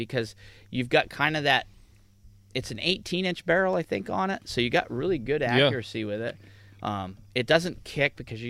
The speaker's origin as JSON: {"language": "English", "region": "New Hampshire", "country": "United States"}